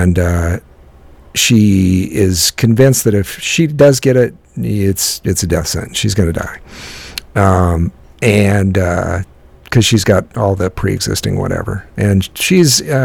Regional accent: United States; also born or lived in Midwest (middle America); as an American, you know, here in middle America

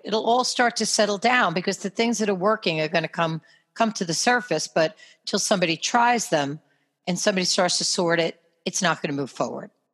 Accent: New York, United States; accent: New York; my New York accent

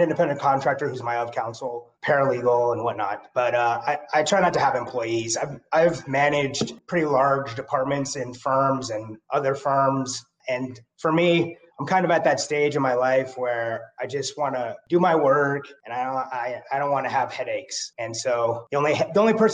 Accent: Henderson, Nevada, United States; also born or lived in West Virginia / Irvine, California / South Bay, Los Angeles, California; We moved here from West Virginia. My parents moved us here when I was about six. So I have been in the Las Vegas / Henderson area for the majority of my life

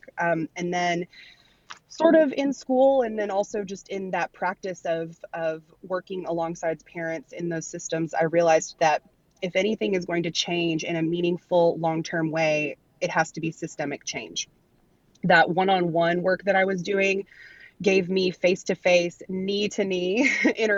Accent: Arkansas, United States; here in my home state of Arkansas

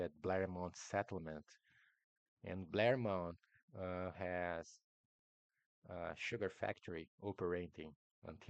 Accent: Brazil; first language Portuguese; English is a second language; I'm Brazilian, my mother tongue is Portuguese

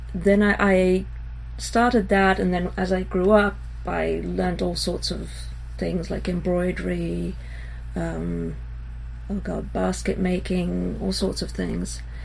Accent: Israel; also born or lived in England; I was born in England and grew up in Israel

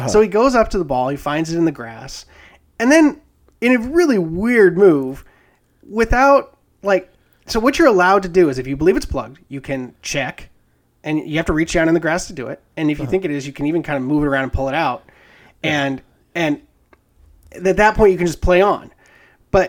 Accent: Alaska, United States; moved away; I went home to Alaska to see my parents

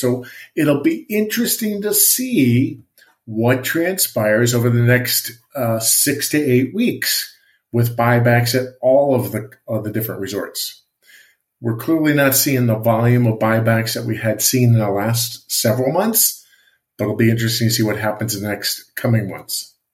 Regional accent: Allentown, Pennsylvania, United States; moved away; I grew up on the East Coast I lived in Allentown Pennsylvania

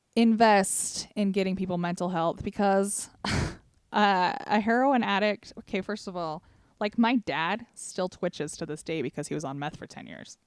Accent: Sevier County, Utah, United States; we're from Sevier County

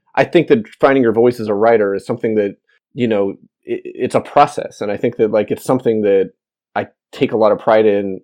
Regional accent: Alaska, United States; moved away as an adult; also born or lived in Missouri; I was coming from Alaska and I was going to the University of Missouri

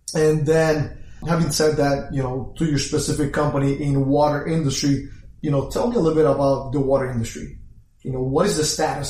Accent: Puerto Rico; moved away; I was born in Puerto Rico, left about 20, 21 years ago

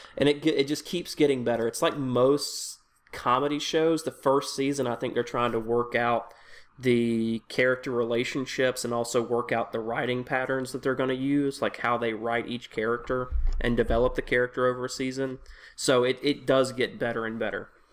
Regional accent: Tennessee, United States; I'm from Tennessee

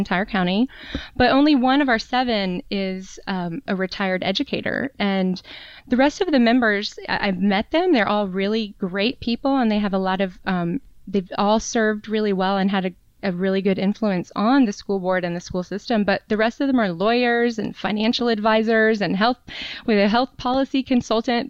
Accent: North Carolina, United States; moved away as an adult; also born or lived in Raleigh, North Carolina; now in Charlottesville, United States; I'm actually originally from North Carolina. That's where I was okay. born and grew up

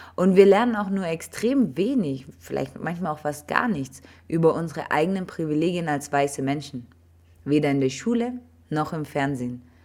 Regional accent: Germany; bin ich ja in Deutschland aufgewachsen

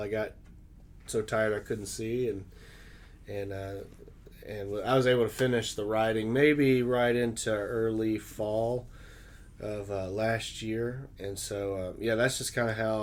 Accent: Arkansas, United States; moved away as an adult; now in Dayton, United States; I was born and raised in Arkansas

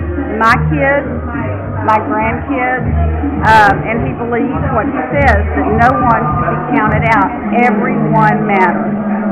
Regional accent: La Porte, Texas, United States; I'm from LaPorte, Texas.

